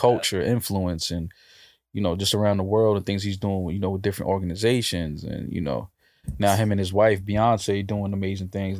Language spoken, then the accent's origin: English; New York, United States; I'm from the East Coast. I'm from New York